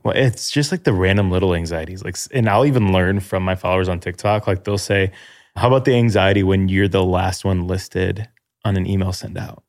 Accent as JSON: {"language": "English", "area": "Chicago suburbs", "region": "Illinois", "country": "United States", "lives_now": "Chicago, United States", "said": "I'm thirty-two, from Chicago, live in Chicago, from Chicago suburbs"}